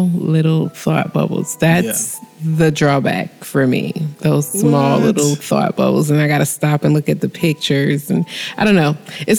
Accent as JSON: {"language": "English", "town": "Miami", "region": "Florida", "country": "United States", "said": "these people sound like they is from Miami, just like we is."}